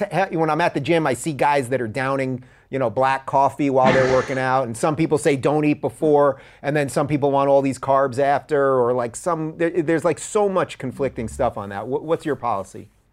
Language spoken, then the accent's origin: English; New York, United States; I grew up in New York